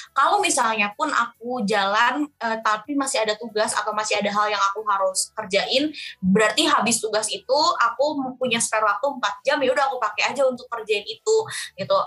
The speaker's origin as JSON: {"language": "Indonesian", "country": "Indonesia", "said": "aku jawab dari Indonesia"}